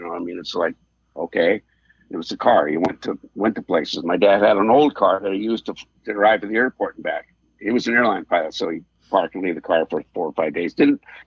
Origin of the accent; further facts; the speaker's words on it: Los Angeles, California, United States; I'm a Southern California guy, and specifically in the San Fernando Valley